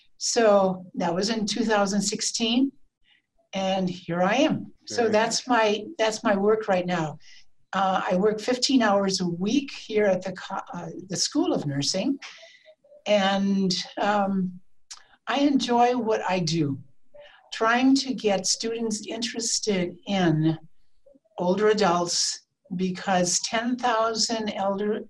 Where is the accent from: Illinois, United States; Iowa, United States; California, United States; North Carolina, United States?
Iowa, United States; moved away as an adult; also born or lived in Spokane, Washington; now in Idaho, United States; I was born and raised in the Midwest in Iowa from a big family